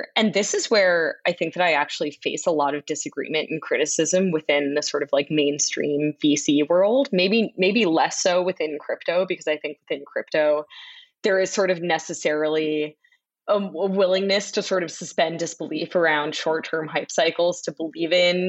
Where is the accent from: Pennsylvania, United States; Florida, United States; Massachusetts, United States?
Massachusetts, United States; Boston; I grew up in Boston, so I was a Boston sports fan.